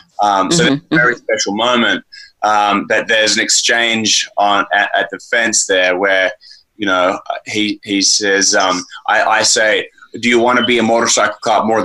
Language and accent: English; Australia; now in Los Angeles, United States; I'm an Australian living here